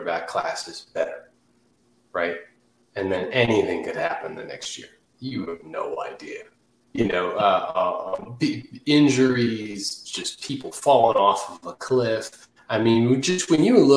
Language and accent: English; Redskins country, Washington, D.C. area, United States; I grew up in Redskins country.